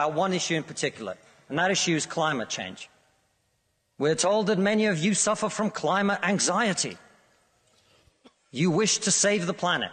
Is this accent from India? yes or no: no; Russia; now in United Kingdom; I come from Russia, which is not a poor country